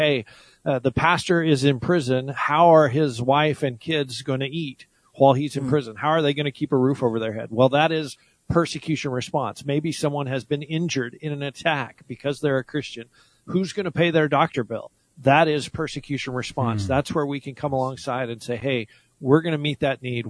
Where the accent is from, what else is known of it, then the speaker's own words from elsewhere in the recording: United States; I was born in the United States